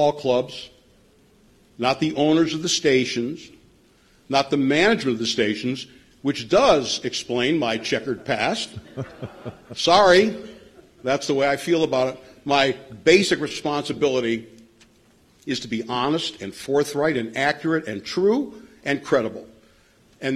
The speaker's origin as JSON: {"language": "English", "town": "Cleveland", "region": "Ohio", "country": "United States", "moved": "as an adult", "lives_now": "Pittsburgh, United States", "said": "I'm from Cleveland"}